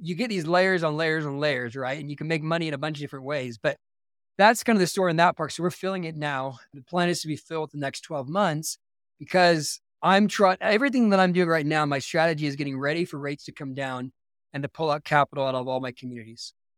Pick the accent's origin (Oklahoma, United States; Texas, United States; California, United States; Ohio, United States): California, United States; Simi Valley; now in Utah, United States; I grew up outside of Los Angeles in a, a city called Simi Valley, California